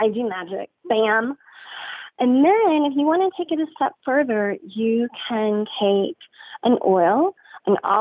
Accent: San Antonio, Texas, United States; I'm from San Antonio, half my family's Catholic

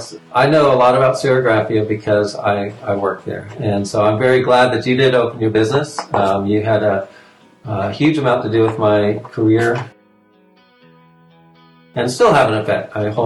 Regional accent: Fort Walton Beach, Florida, United States; Since I'm from Fort Walton Beach as well, or Pensacola area and all that, in the panhandle

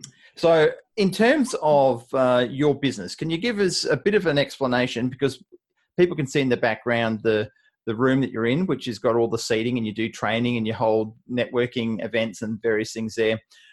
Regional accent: Perth, Western Australia, Australia; also born or lived in Scotland; I've lived here all my life. I'm not originally from Perth. I was born in Scotland and immigrated out here with my family, my three older sisters and my mum and dad. I was only less than 6 months old at the time. So I've lived in Perth my whole life.

